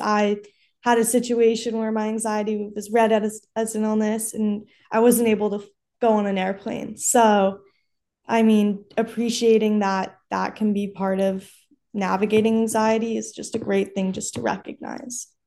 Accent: Los Angeles, California, United States; I'm from Los Angeles.

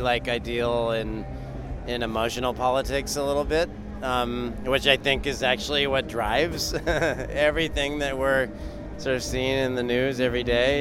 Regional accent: California, United States; moved away as an adult; now in North Carolina, United States; I'm I'm from California

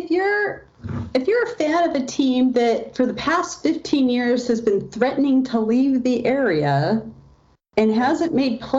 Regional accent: Canada; that that struggling team to Canada and everything will be perfect and they'll be successful because we're Canadian.

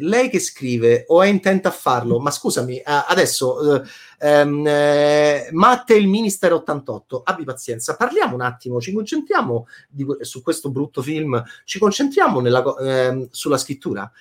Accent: Italy; da italiano autocritico

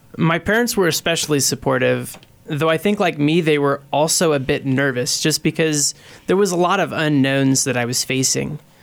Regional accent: Beloit, Kansas, United States; I grew up in Beloit, uh, Kansas, and I did pre-K through twelve at the Catholic school there

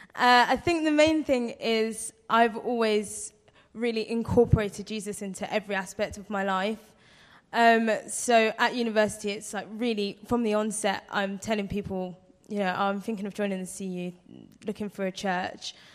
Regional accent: London, United Kingdom; moved away as an adult; now in Blackpool, United Kingdom; I'm from London

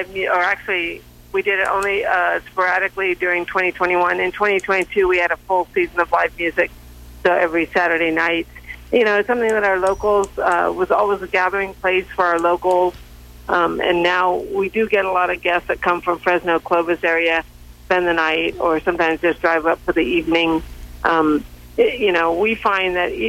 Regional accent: Hong Kong; also born or lived in Central Coast, California; now in Oakhurst, United States; I was born in Hong Kong

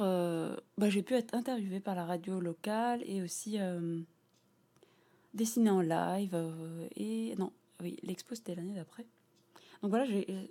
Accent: Lognes, Île-de-France, France; j'ai grandi à Logne

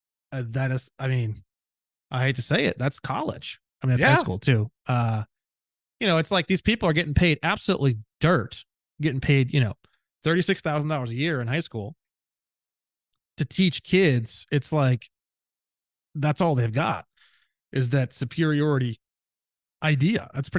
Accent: Indiana, United States; because I grew up in Indiana, we even had wood shop

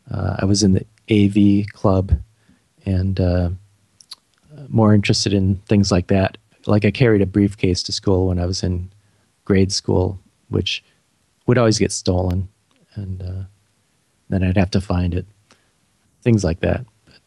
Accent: Beloit, Wisconsin, United States; now in St. Paul, United States; I live in St. Paul, Minnesota, which is part of the Twin Cities with Minneapolis. And I'm from a small town in Wisconsin called Beloit. But I've lived in Minnesota most of my life.

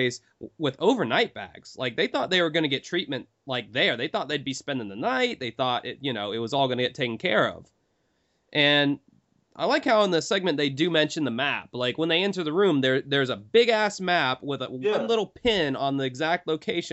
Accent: the South, United States; I'm a Southern boy. I grew up in the South my whole life

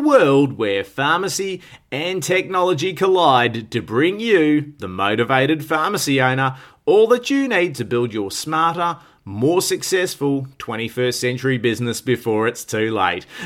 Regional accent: Melbourne, Victoria, Australia; born or raised there

